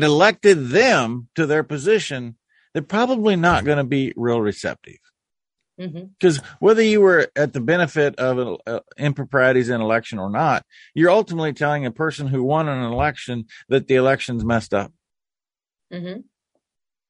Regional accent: Nebraska, United States; my home state of Nebraska

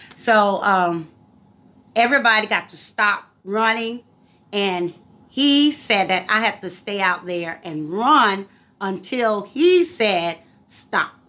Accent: Virginia Beach, Virginia, United States; I was raised in Courthouse County in Virginia Beach, Virginia

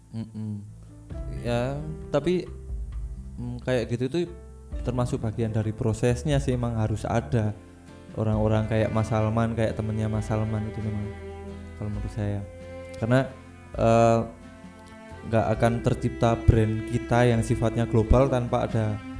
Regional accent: Java, Indonesia; also born or lived in Kalimantan; saya sebagai orang Jawa

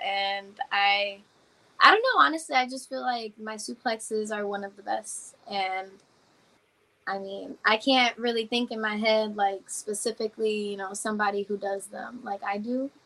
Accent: Yauco, Puerto Rico; I'm from Yauco, Puerto Rico

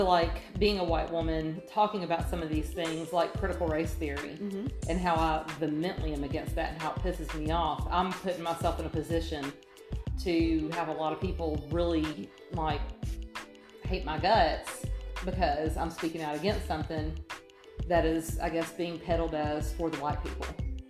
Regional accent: Atlanta, Georgia, United States; moved away; I was raised in Atlanta

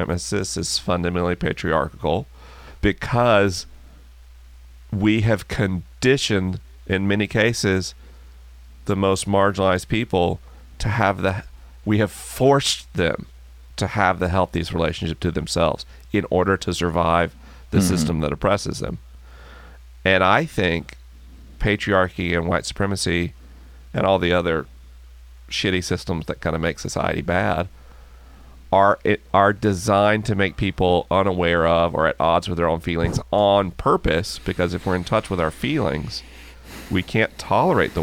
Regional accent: the South, United States; moved away; I grew up in the South when I was a kid

